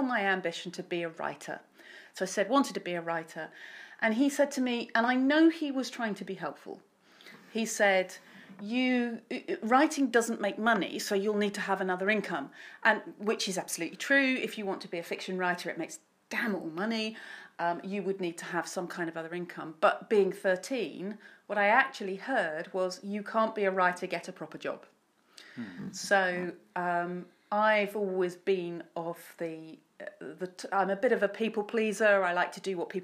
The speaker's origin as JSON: {"language": "English", "town": "Bury St Edmunds", "region": "East of England", "country": "United Kingdom", "tie": "born or raised there", "also_born_or_lived": "Essex", "said": "I was born in Essex. Although my father is from Bury St Edmunds, so, and we came back here when I was quite young, so I've been in Bury more of my life than anywhere else"}